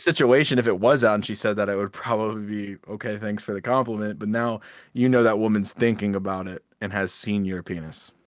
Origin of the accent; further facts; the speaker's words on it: United States; we're American and we live here